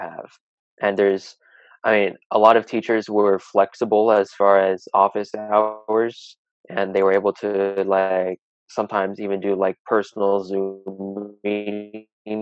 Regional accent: Dublin, California, United States; also born or lived in Oakland, California; I'm basically raised in Dublin

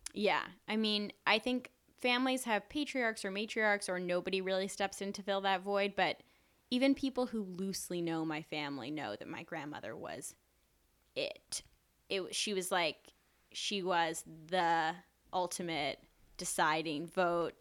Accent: New York City, New York, United States; I grew up in New York. I was born in Mount Sinai Hospital

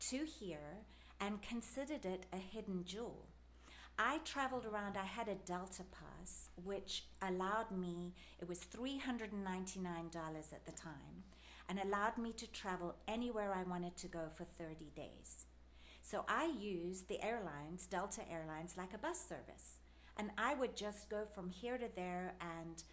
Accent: South Africa; accent: South African; moved away as an adult; also born or lived in England / New Jersey; now in Cincinnati, United States; I usually just straight up say South Africa, because that's where I grew up, and it's where I sound like I'm from. It's my accent

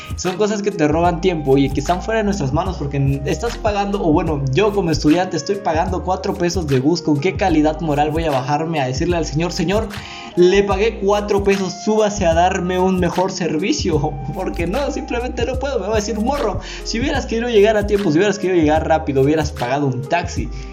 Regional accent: Mexico; Yo soy mexicano

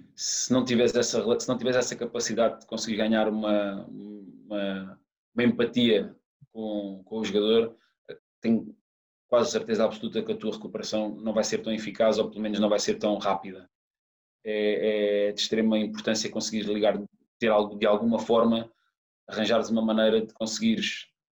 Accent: Algarve, Portugal; moved away as an adult; also born or lived in Lisbon / Saudi Arabia; eu sou do Algarve

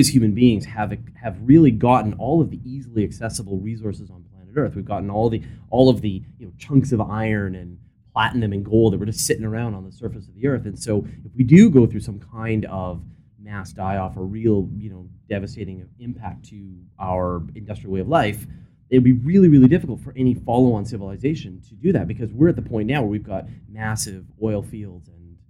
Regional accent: Canada; as a Canadian

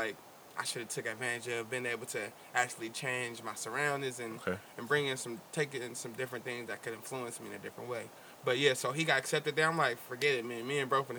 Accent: Oakland, California, United States; growing up in Oakland

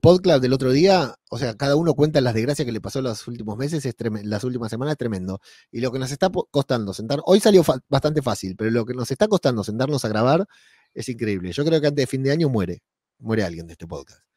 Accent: Argentina; moved away as an adult; now in Spain; Hoy se cumplen dos años de que me fui de Argentina mañana se cumplen dos años, el 12 de noviembre se cumplen dos años de que llegué a España

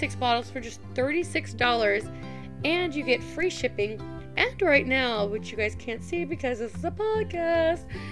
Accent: Midwest, United States; moved away as an adult; also born or lived in Tennessee / North Carolina; I grew up on the Ohio River

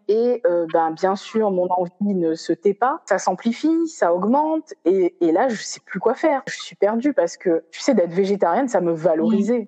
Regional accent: Réunion; also born or lived in Metropolitan France; now in France; j'ai quitté la Réunion pour venir en, dans l'Hexagone.

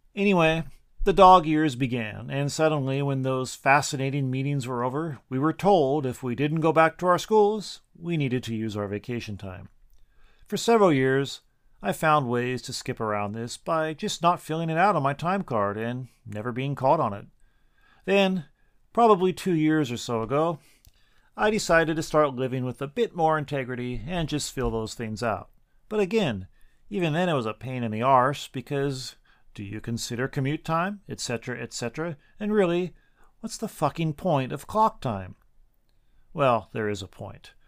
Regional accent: Washington, United States; now in Japan; my home state of Washington

